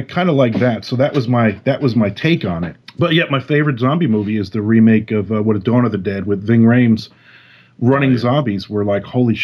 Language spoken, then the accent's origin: English; New Jersey, United States; now in Florida, United States; I'm in Florida now, but I'm a Jersey boy, I grew up in Jersey